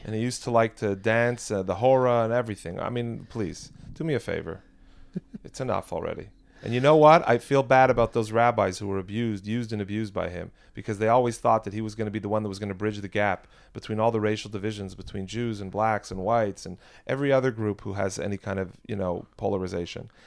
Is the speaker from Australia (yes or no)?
no; Quebec, Canada; moved away; I'm American, but I grew up in the province of Quebec